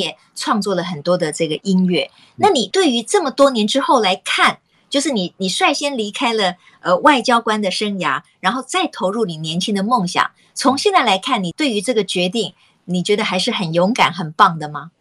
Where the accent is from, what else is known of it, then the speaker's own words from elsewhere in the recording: Taiwan; 我们台湾人